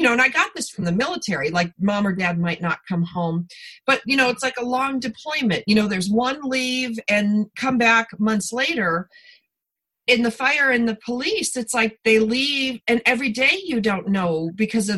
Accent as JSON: {"language": "English", "region": "East Coast", "country": "United States", "tie": "born or raised there", "moved": "yes", "lives_now": "California, United States", "said": "I grew up on the East Coast and then I moved to California"}